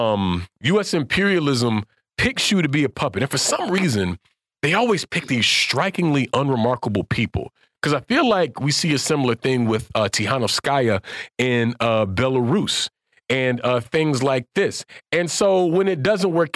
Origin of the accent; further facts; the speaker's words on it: Pensacola, United States; now in Washington, D.C., United States; my hometown of Pensacola, Alabama